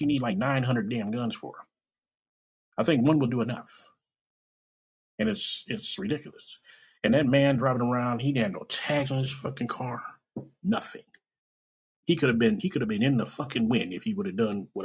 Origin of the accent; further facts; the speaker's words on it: Kansas City, Missouri, United States; I was born and raised in Kansas City.